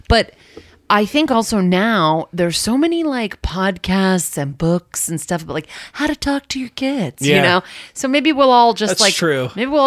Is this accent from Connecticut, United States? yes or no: yes; Connecticut, United States; also born or lived in New York City; I'm from like outside of New York. I'm from Connecticut.